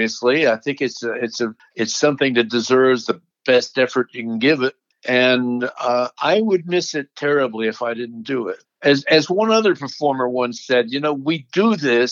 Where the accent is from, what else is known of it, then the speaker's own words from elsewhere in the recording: Alexandria, Virginia, United States; my hometown of Alexandria, Virginia